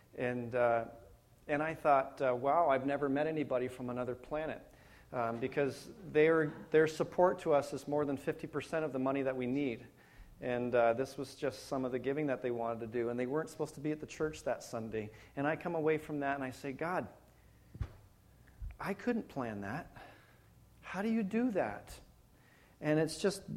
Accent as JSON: {"language": "English", "town": "Penetanguishene", "region": "Ontario", "country": "Canada", "also_born_or_lived": "Wainfleet, Ontario / Hamilton, Ontario", "moved": "yes", "lives_now": "London, Canada", "said": "Well, Toronto, Ontario. You know, nobody knows where Penetang is."}